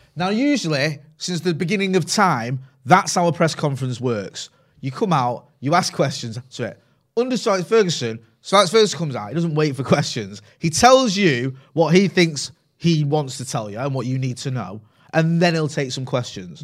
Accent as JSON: {"language": "English", "area": "Greater Manchester", "region": "North West England", "country": "United Kingdom", "tie": "born or raised there", "accent": "Mancunian"}